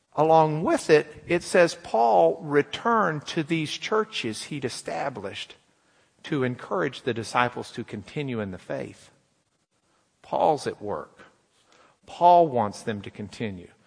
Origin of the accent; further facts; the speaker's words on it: Lubbock, Texas, United States; moved away; We're from Lubbock